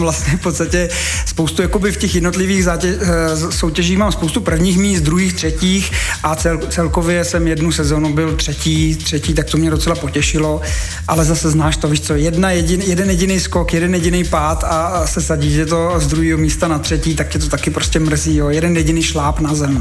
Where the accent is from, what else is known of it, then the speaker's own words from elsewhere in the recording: Bohemia, Czechia; also born or lived in České Budějovice; tady u nás v Čechách máme spoustu mistrů